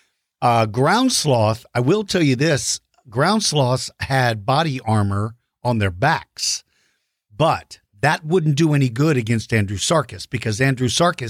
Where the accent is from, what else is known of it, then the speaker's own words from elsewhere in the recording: Maryland, United States; moved away; I grew up in Maryland, which was close to there